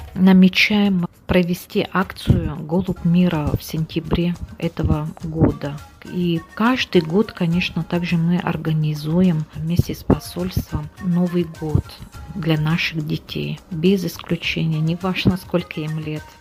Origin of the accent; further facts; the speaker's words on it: Suntar, Sakha Republic, Russia; moved away as an adult; also born or lived in Riga, Latvia; now in Senegal; Родилась я сама в Сунтаре. Закончила Сунтарскую первую школу, математический класс